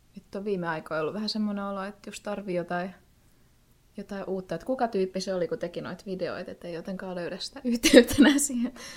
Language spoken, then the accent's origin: Finnish; Turku, Southwest Finland, Finland; mä oon Turusta.